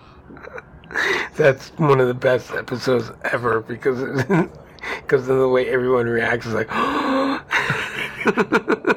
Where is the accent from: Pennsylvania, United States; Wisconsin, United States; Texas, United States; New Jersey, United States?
New Jersey, United States; now in Kansas, United States; I'm also from New Jersey. We do things different. We don't say coffee